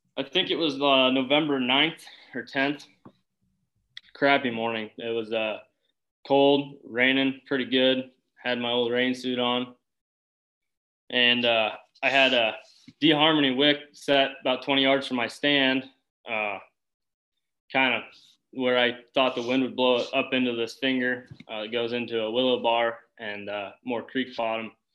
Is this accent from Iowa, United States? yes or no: yes; Boone, Iowa, United States; I'm from Boone, Iowa